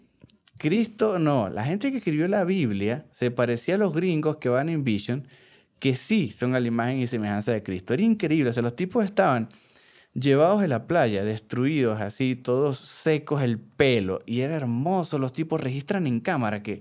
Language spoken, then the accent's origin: Spanish; Venezuela; Yo soy venezolano